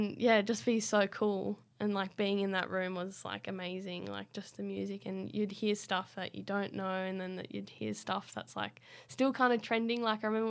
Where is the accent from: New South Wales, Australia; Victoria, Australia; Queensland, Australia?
New South Wales, Australia; Queanbeyan; I went to school in Queanbeyan